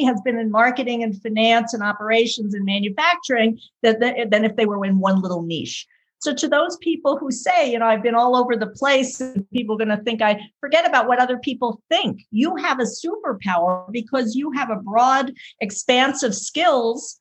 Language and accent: English; New York City, New York, United States; moved away as an adult; also born or lived in California; I am from the East Coast originally, born and raised in New York City, and moved to California to attend business school